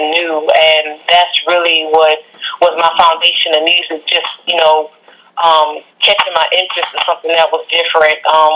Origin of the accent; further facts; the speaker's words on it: Lafayette, Louisiana, United States; now in Houston, United States; I've been here in Houston for a long time, but I'm actually from Lafayette, Louisiana. So that's my roots